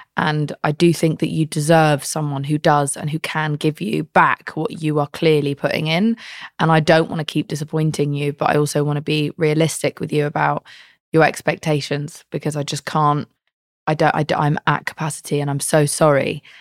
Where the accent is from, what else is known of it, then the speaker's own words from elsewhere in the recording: United Kingdom; I'm British.